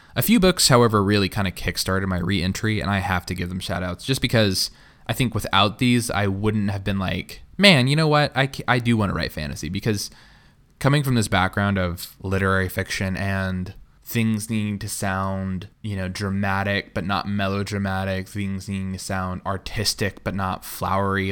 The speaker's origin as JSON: {"language": "English", "town": "Tulsa", "region": "Oklahoma", "country": "United States", "tie": "born or raised there", "said": "I grew up in Tulsa, Oklahoma"}